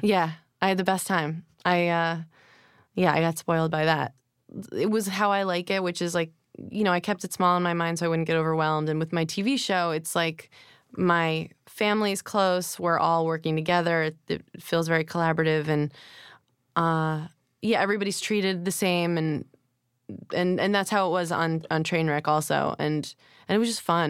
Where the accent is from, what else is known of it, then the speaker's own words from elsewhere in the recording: Rockville Centre, New York, United States; also born or lived in Manhattan, New York / Hempstead, New York; now in New York, United States; Born at Lenox Hill, and then we moved out to Long Island